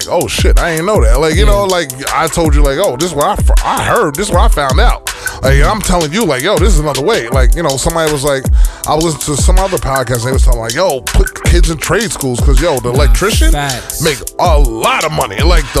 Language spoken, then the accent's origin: English; Jamaica; moved away; I'm from Haiti. I'm Haitian. Everybody think I, you know, it's just like me growing up in Jamaica.